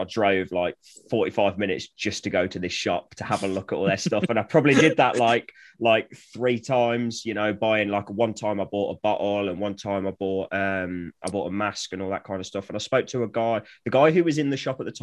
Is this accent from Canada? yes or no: no; Coventry, West Midlands, United Kingdom; now in Flitwick, United Kingdom; where I'm from originally, I'm from the Midlands. I was born in Coventry, but I live in a small village called Flitwick in Bedfordshire now